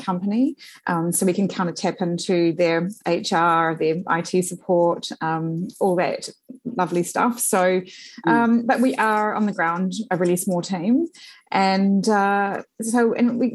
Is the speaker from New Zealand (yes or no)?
yes; Upper Hutt, Wellington, New Zealand; I grew up in the Blue Mountains Road and Silver Stream area in Upper Hutt